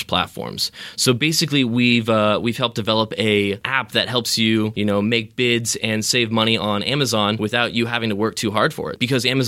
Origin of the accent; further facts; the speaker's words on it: Melbourne, Florida, United States; moved away as an adult; also born or lived in Miami, Florida; now in Los Angeles, United States; I was born in Miami, and then my family moved up to Melbourne, Florida, like the Cape Canaveral area